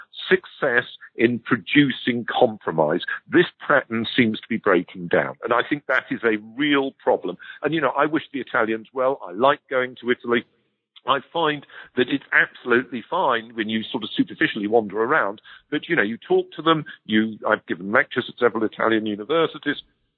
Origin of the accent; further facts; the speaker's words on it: United Kingdom; as a Brit